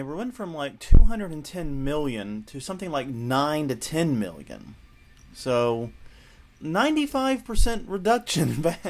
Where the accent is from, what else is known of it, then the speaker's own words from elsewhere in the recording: the South, United States; accent: Southern; also born or lived in New Orleans; I'm Southern. Neither of us have accents.